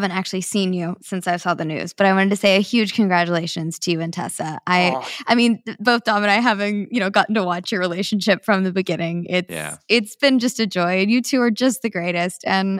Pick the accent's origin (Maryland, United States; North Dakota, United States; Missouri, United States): Missouri, United States; Kansas City; I would love that. I grew up in Kansas City. Chicago is my favorite city in the U.S. to eat in.